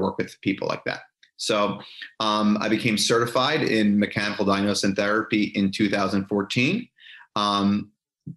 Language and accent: English; New York, United States; moved away as an adult; also born or lived in Pennsylvania; now in Jacksonville, United States; I grew up my whole life in the Northeast of the United States. So I grew up in New York